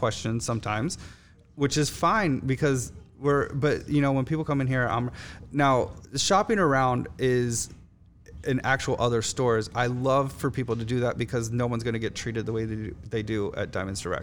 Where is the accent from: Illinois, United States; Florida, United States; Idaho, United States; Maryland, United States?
Florida, United States; Miami; moved away as an adult; also born or lived in Chicago; now in New Orleans, United States; I'm from Miami. I lived in Miami.